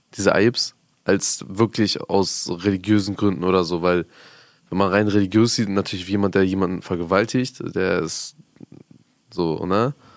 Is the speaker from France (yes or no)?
no; Afghanistan; moved away; ich komme ja aus Afghanistan